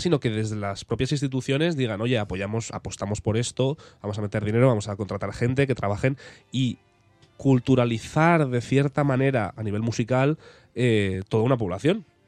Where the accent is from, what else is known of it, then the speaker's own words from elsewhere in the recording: Spain; moved away as an adult; yo me fui de España con 18 años